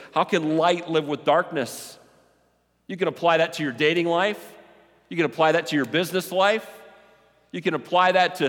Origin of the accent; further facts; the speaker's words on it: Ireland; Yeah, I'm hot-tempered. I'm Irish.